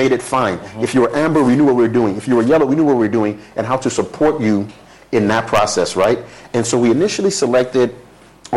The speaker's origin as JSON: {"language": "English", "area": "Ekwensa", "region": "Eastern Region", "country": "Ghana", "tie": "born or raised there", "moved": "yes", "said": "I'm from Ekwensa Eastern Region, Brim North"}